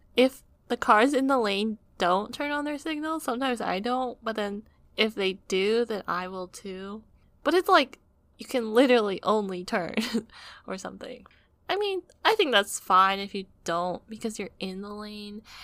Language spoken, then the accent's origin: English; United States; being an American